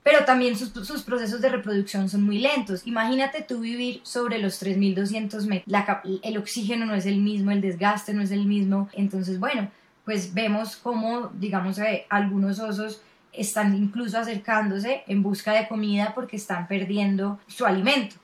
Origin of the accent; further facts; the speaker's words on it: Colombia; nosotros como colombianos